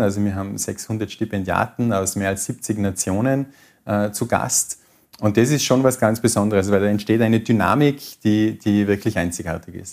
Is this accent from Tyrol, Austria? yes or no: yes; Tyrol, Austria; als Tiroler